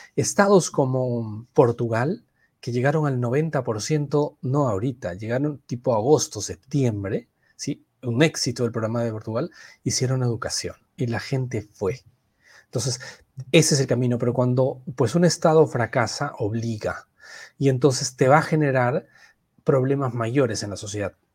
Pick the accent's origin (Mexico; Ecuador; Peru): Peru; nuestra variante peruana